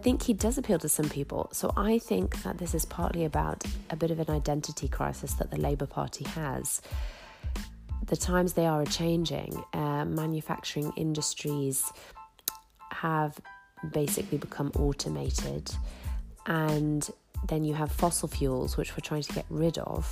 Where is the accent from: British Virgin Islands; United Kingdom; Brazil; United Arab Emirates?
United Kingdom; Grimsby, Yorkshire and the Humber; my hometown of Grimsby, a big industrial town